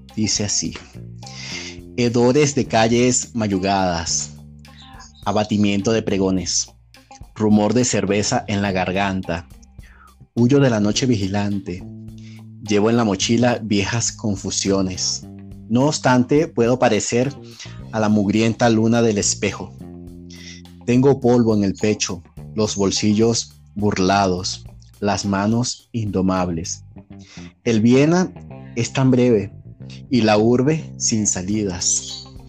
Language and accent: Spanish; Venezuela; moved away as an adult; now in Mexico; soy venezolano, tengo acá aproximadamente tres años